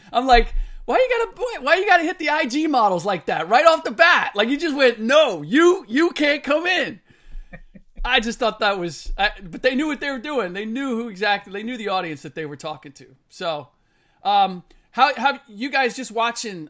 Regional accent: Cincinnati, Ohio, United States; I'm from the Natty

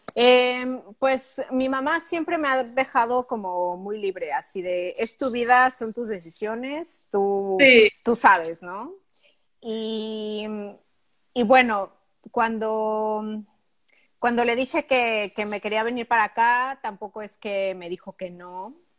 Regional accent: Pachuca, Hidalgo, Mexico; moved away as an adult; also born or lived in Mexico City / Barcelona / London / Italy; now in Luxembourg; se llama Pachuca. Está a 90 kilómetros al norte de la Ciudad de México

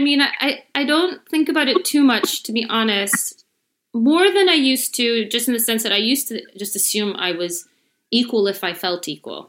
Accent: Chicago, Illinois, United States; born or raised there

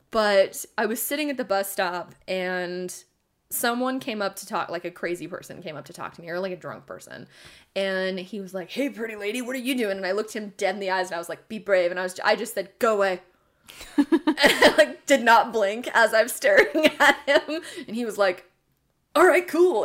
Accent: Eugene, Oregon, United States; I was raised in Eugene, Oregon

